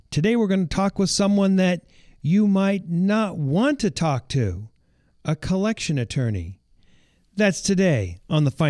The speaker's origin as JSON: {"language": "English", "region": "East Coast", "country": "United States", "tie": "born or raised there", "moved": "as an adult", "said": "I grew up on the East Coast and I went to college uh, across the street from"}